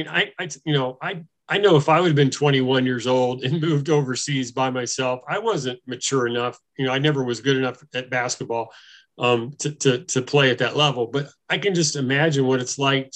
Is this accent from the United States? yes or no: yes; Harrisonburg, Virginia, United States; moved away as an adult; now in Hungary; I'm from Virginia. I worked for my hometown paper in Harrisonburg, Virginia in the 80s.